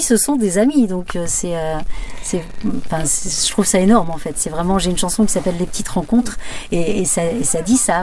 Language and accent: French; Barbâtre, Pays de la Loire, France; moved away; also born or lived in Lille; j'ai quitté effectivement Lille jusqu'en 99, mais j'ai grandi à Barbatre